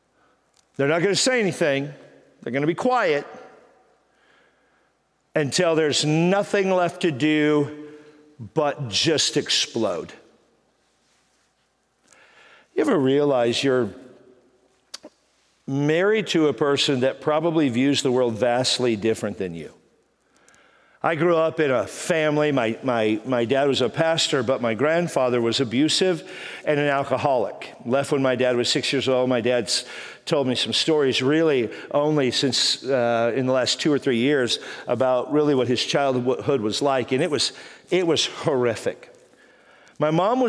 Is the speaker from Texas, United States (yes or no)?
yes; Texas, United States; moved away as an adult; now in San Diego, United States; I'm from Texas